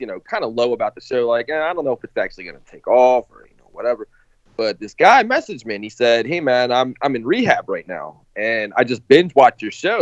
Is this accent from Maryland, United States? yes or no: yes; Baltimore, Maryland, United States; I'm nobody from Baltimore